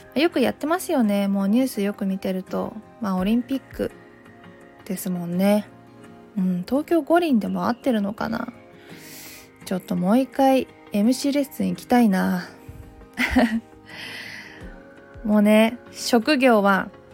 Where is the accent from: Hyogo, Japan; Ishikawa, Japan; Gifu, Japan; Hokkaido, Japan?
Gifu, Japan; Takayama; moved away as an adult; now in Tokyo, Japan; 私は岐阜県の飛騨高山出 身で、鉛があるため、原稿読み結構大変なんです